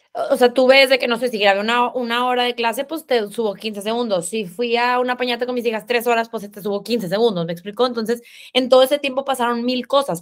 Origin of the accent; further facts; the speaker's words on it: Monterrey, Nuevo León, Mexico; accent: regio, cantado; soy regia, por si no se escuchan, me acento cantado